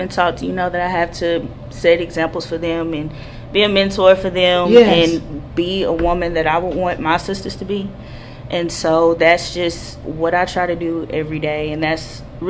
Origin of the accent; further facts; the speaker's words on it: Fort Worth, Texas, United States; when I was growing up in Fort Worth